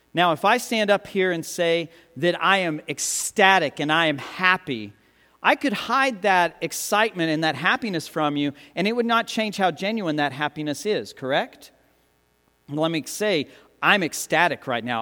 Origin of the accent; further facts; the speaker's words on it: United States; us as Americans, as English speakers